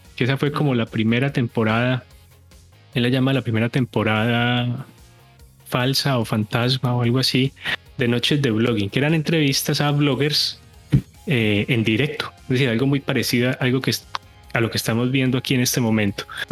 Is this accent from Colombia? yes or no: yes; Colombian coffee region, Colombia; moved away as an adult; now in United States; soy colombiano, soy de la zona cafetera